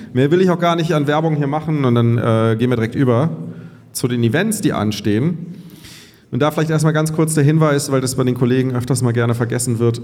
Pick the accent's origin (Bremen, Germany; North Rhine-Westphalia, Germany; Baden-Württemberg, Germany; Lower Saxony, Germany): North Rhine-Westphalia, Germany; Cologne; moved away; also born or lived in Bavaria